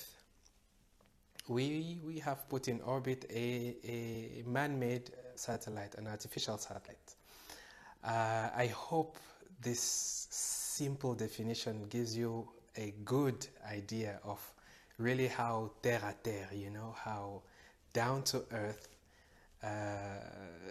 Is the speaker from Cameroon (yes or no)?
yes; Cameroon; I grew up from Cameroon.